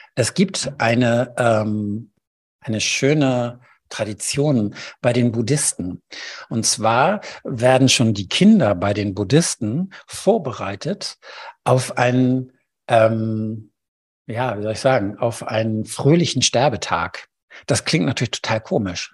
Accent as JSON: {"language": "German", "country": "Germany", "said": "bei uns in Deutschland"}